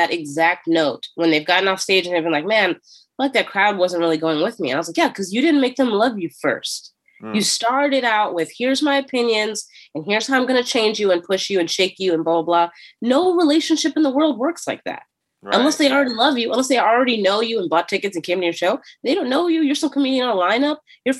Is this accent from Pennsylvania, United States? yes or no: yes; Philadelphia, Pennsylvania, United States; So, hey, I'm from Philly and here's how I grew up a little bit. And here's some cute Philly jokes to get you understanding the area.